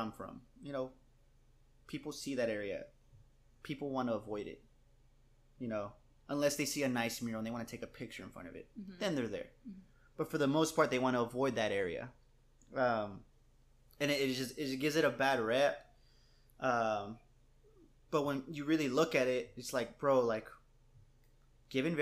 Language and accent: English; San Antonio, Texas, United States; growing up on the West Side